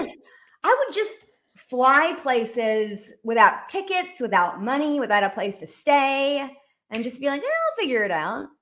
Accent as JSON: {"language": "English", "town": "Rome", "region": "Georgia", "country": "United States", "tie": "born or raised there", "also_born_or_lived": "Washington, D.C.", "moved": "as an adult", "said": "I was raised in Rome, Georgia, which is, um, northeast Georgia"}